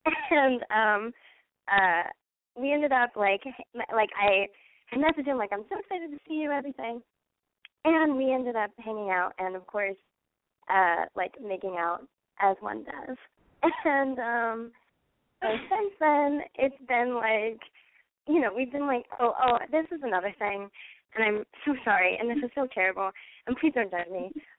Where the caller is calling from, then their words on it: Iowa, United States; I'm 20, and I'm calling from Iowa.